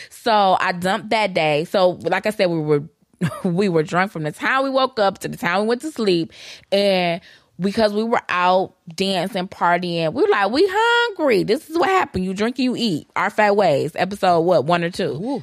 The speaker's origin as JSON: {"language": "English", "town": "Detroit", "region": "Michigan", "country": "United States", "said": "I'm from Detroit"}